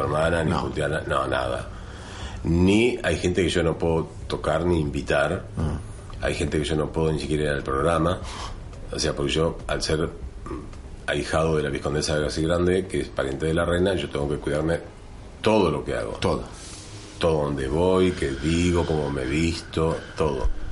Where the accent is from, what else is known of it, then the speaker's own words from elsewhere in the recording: Santa Fe, Argentina; moved away as an adult; also born or lived in Buenos Aires; now in Madrid, Spain; yo nací en Santa Fe